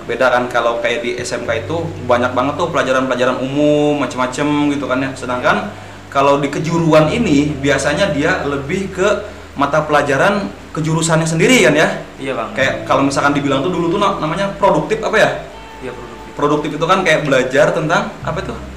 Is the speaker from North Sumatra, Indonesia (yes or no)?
no; Balangan, South Kalimantan, Indonesia; Asalku dari Balangan.